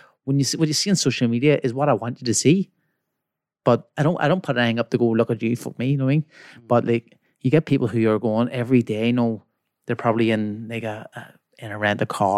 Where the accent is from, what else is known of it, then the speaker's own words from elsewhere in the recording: Belfast, Northern Ireland, United Kingdom; See, so obviously I'm from West Belfast. It's one of the most poverty stricken places in Belfast